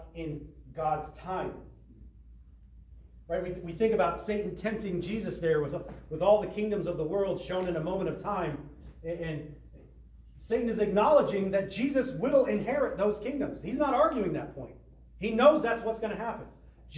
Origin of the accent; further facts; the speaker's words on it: Midwest, United States; now in California, United States; I grew up in the Midwest.